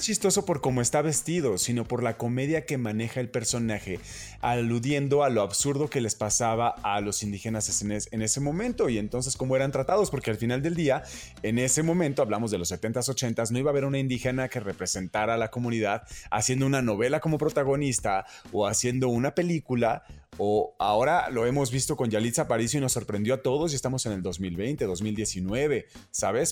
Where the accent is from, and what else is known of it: Mexico